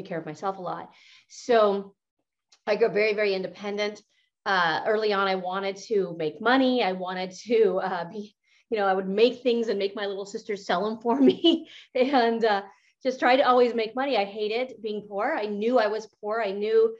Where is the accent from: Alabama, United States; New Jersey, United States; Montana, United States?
Montana, United States; also born or lived in California; growing up in Montana. I was very poor.